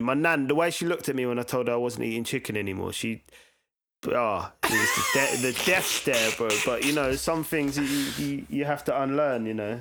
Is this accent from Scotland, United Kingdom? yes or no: no; Brighton, South East England, United Kingdom; also born or lived in Lewisham, London / Reading; I grew up, yeah, I spent most of my time in Brighton